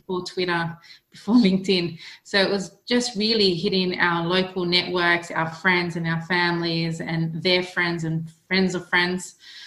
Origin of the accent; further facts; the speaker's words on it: Australia; accent: Australian; moved away as an adult; now in United Kingdom; You may recognise my accent as being Australian because that's where I'm from. I was born in Australia and I migrated over here last year